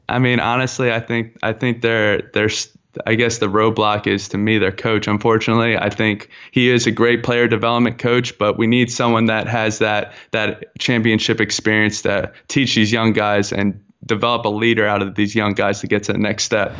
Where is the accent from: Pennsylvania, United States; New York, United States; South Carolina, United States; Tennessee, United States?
Pennsylvania, United States; Philadelphia; now in Baltimore, United States; I'm actually from, uh, born and raised from Philadelphia, PA. Um, I am now living in, in Baltimore, Maryland.